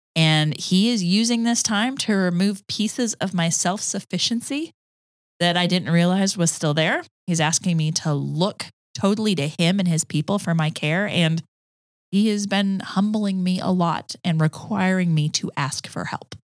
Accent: Georgia, United States; accent: Southern; also born or lived in Tucson, Arizona / Denver, Colorado; now in Cartersville, United States; we moved to Georgia when I was seven. And so, and then I grew up in Georgia.

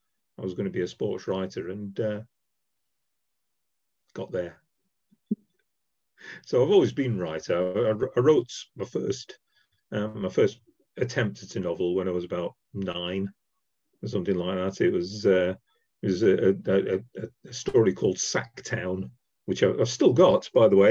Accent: Sheffield, Yorkshire and the Humber, United Kingdom; now in Derby, United Kingdom; I'm from Sheffield originally. I now live in Derby

